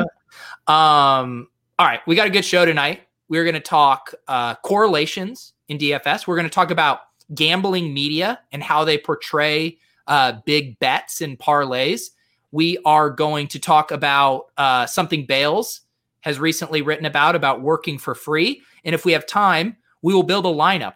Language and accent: English; Colorado, United States; I grew up in Colorado